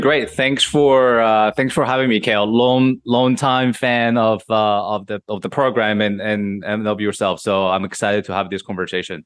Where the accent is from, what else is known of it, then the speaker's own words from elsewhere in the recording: Madrid, Community of Madrid, Spain; moved away as an adult; now in New York, United States; I was raised in Madrid, which is the capital, right in the middle of Spain